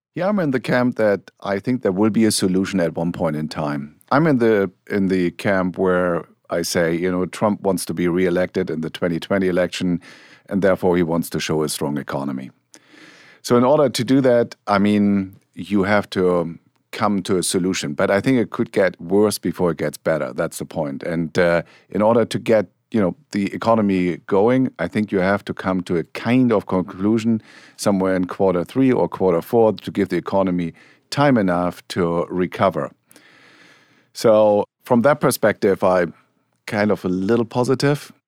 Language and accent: English; Germany; accent: German; English is a second language; moved away; my home country, you figured out I have a German accent